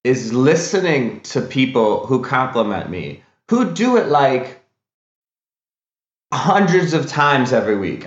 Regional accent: Wisconsin, United States; now in California, United States; I grew up in Wisconsin

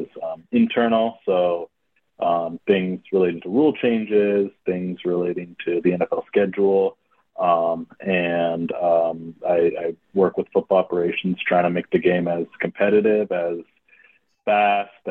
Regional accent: Oakland, California, United States; moved away as an adult; also born or lived in Madison, Wisconsin / New York; I grew up in Oakland, California

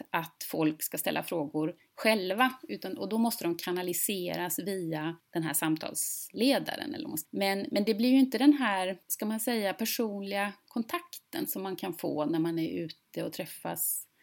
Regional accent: Gothenburg, Västra Götaland, Sweden; född och uppvuxen i, i centrala Göteborg och alltid bott i, i lite större städer

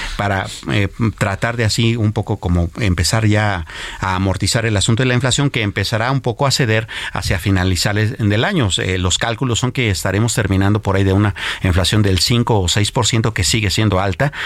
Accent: Mexico; como mexicanos

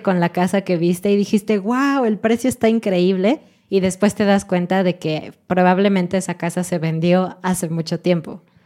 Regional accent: Mexico; sí somos mexicanos

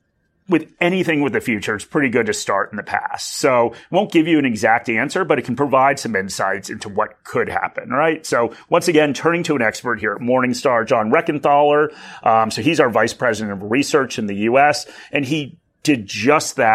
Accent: United States; accent: American; moved away as an adult; now in Australia; I do still have an American accent

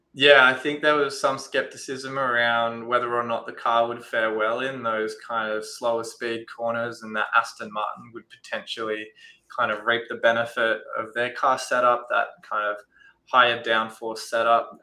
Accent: Australia; as an Aussie

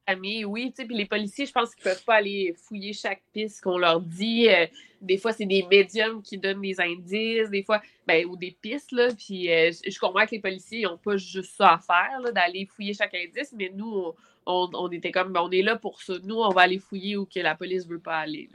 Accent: Quebec City, Quebec, Canada; je viens de Québec

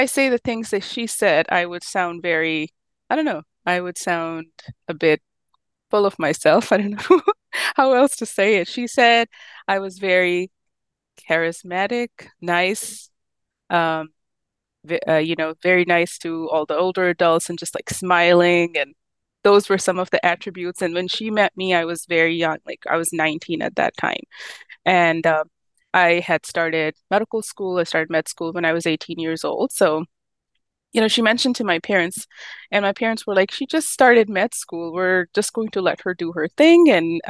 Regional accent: Pakistan; moved away as an adult; also born or lived in Cleveland, United States; now in North Carolina, United States; I was born and raised in Pakistan, and I was there all the way up until medical school.

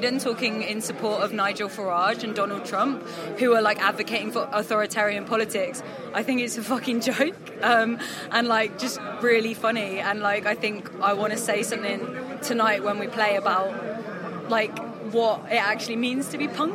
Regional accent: near Bristol, near Stroud, South West England, United Kingdom; moved away as an adult; now in London, United Kingdom; growing up around the Bristol area

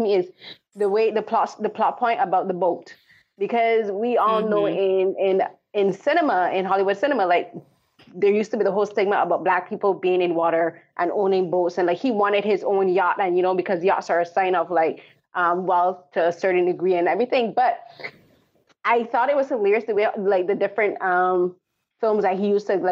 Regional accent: Barbados; moved away; I remember growing up, I'm from Barbados

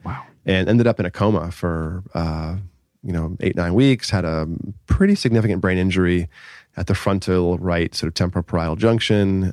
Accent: Boston, Massachusetts, United States; now in Southern California, United States; I grew up in uh, the Boston area, south of Boston

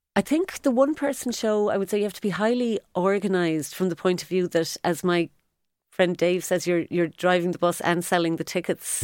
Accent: Cork, Munster, Ireland; moved away as an adult; also born or lived in London; now in Cork, Ireland; I'm from Cork, was dying to move back

